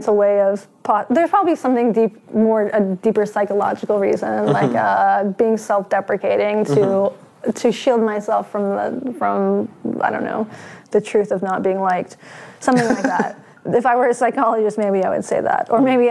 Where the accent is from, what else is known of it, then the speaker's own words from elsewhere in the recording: North Carolina, United States; now in Seattle, United States; I'm from North Carolina. I live in Seattle.